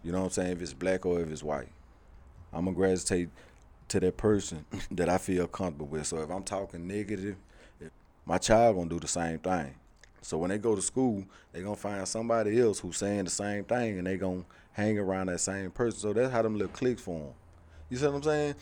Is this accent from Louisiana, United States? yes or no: yes; Shreveport, Louisiana, United States; moved away as an adult; also born or lived in Haughton, Louisiana; growing up in Shreveport